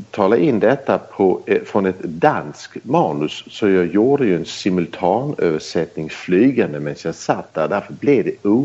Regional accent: Belgium; born there; Jag har aldrig bott i Sverige. Jag är inte född i Sverige. Jag är född i Belgien. När mina föräldrar var utstationerade där.

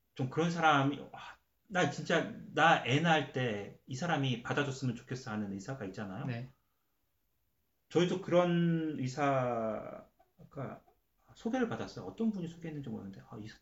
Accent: South Korea; now in Canada; 한국 사람이니까

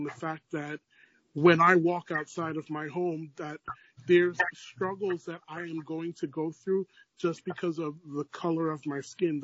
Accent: New York City, New York, United States; Born and raised in Brooklyn, New York

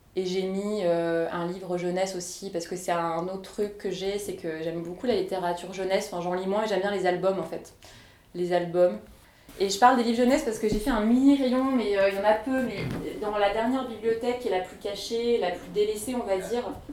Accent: Bourgogne-Franche-Comté, France; moved away; chez moi en Franche-Comté

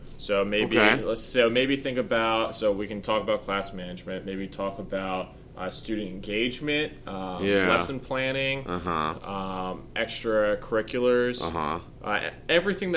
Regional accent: Maryland, United States; Maryland was my hometown, my home state

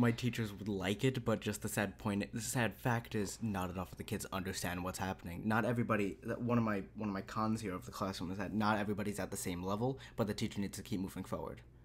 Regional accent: United States; We're from America

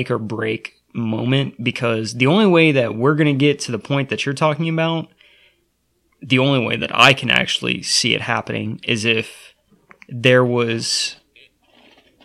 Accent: United States; As the American people

